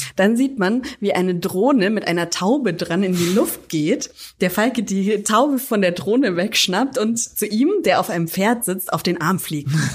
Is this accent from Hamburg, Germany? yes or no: no; Franconia, Bavaria, Germany; ich aus Franken komme